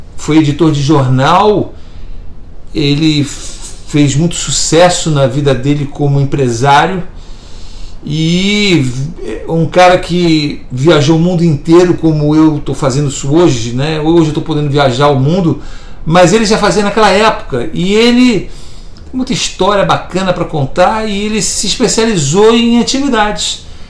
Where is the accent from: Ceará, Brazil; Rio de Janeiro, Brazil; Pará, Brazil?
Rio de Janeiro, Brazil; Niterói; fomos criados juntos lá em Itacoatiara, no Rio de Janeiro, em Niterói, na região oceânica de Niterói, Rio de Janeiro